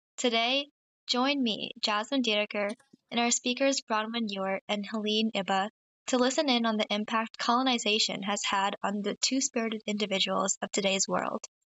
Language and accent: English; Pennsylvania, United States; I'm a rising senior from Pennsylvania.